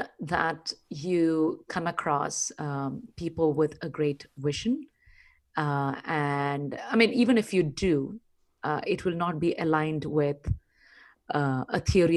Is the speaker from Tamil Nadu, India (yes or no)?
yes; Chennai, Tamil Nadu, India; also born or lived in Kerala; I was born in Kerala, southernmost tip of the Indian Peninsula, but brought up in Chennai. All my growing up happened in Chennai, erstwhile Madras.